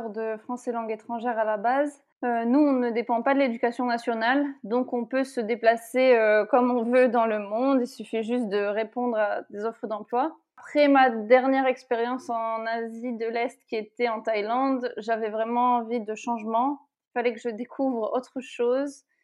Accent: France; moved away as an adult; now in United Arab Emirates; ça fait huit ans donc euh, je suis partie de France.

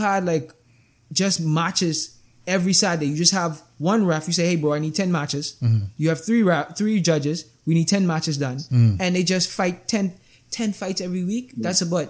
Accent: Chicago, Illinois, United States; growing up in Chicago

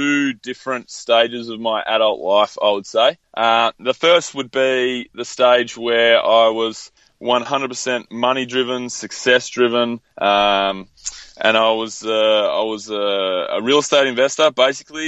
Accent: Mornington Peninsula, Victoria, Australia; now in Melbourne, Australia; I grew up in a little coastal area called the Mornington Peninsula

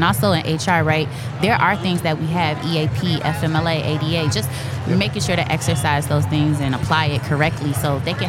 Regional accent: Chicago, Illinois, United States; technically I'm from the north side of Chicago.

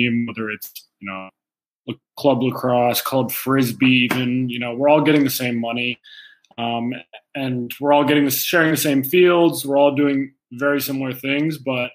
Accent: United States; an American player coming up through the system

